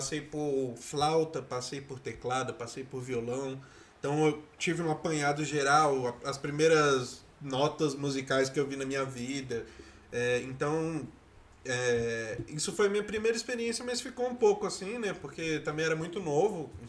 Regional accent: Brasília, Federal District, Brazil; meu ápice de candango

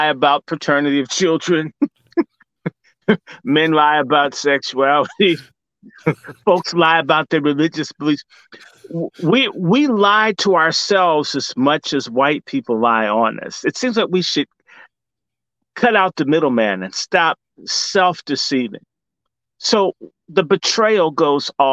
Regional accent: Washington, District of Columbia, United States; I grew up on Howard's campus

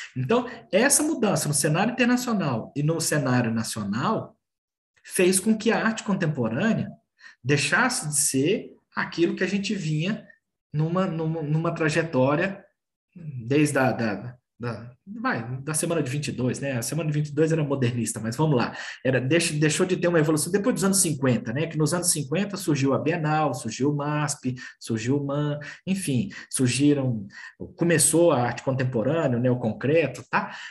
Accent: Brasília, Federal District, Brazil; also born or lived in Belo Horizonte; now in São Paulo, Brazil; eu sou natural de Brasília, morei em Brasília e morei em Belo Horizonte. Hoje moro em São Paulo

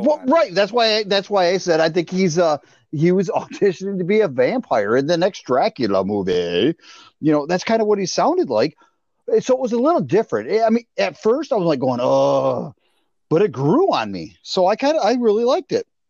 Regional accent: Bay City, Michigan, United States; my hometown

